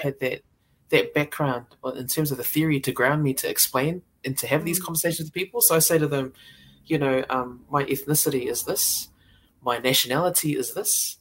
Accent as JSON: {"language": "English", "country": "New Zealand", "tie": "born or raised there", "also_born_or_lived": "Samoa (ancestry)", "said": "I was born here, but my family are from Samoa. So it's how I choose to identify myself. I'm a Samoan New Zealander."}